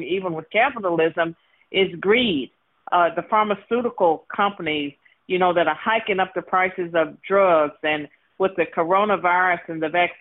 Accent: Virginia, United States; I was born and raised in Virginia

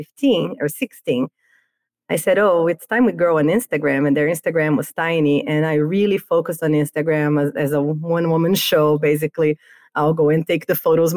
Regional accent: Brazil; moved away as an adult; now in United States; I moved to the US from Brazil, where I'm from, to work at Cartoon Network.

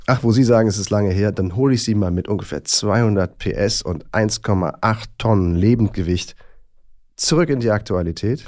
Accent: Rhineland, Germany; moved away as an adult; also born or lived in Bonn / Bad Godesberg; Ich bin ja immerhin im Rheinland geboren und habe da also die ersten na, 18, 20, ein bisschen mehr noch Jahre gelebt

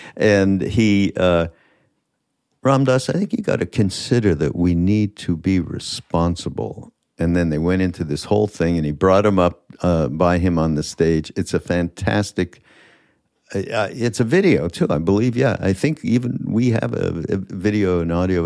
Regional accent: Montreal, Quebec, Canada; I'm from Montreal, and my father had this farm right on the edge of Quebec Vermont border

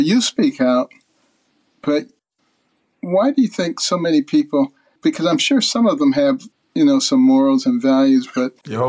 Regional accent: Detroit, Michigan, United States; also born or lived in Boston; I grew up in Detroit and Boston, Democrat strongholds. Then went to New Haven for college, the Democrat stronghold.

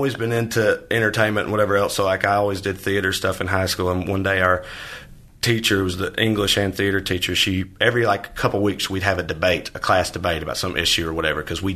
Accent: Tennessee, United States; moved away as an adult; now in Los Angeles, United States; Tennessee, my home state

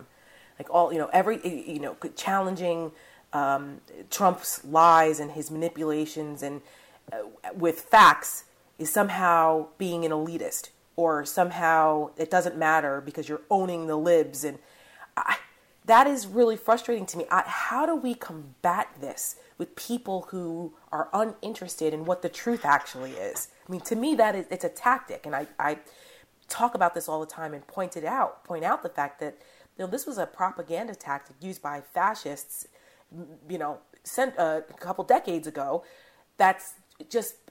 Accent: New Jersey, United States; I'm from New Jersey, and my home state of New Jersey

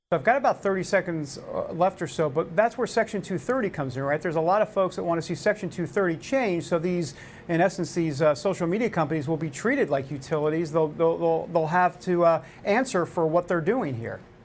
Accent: New York, United States; I'm from New York. We don't talk like this

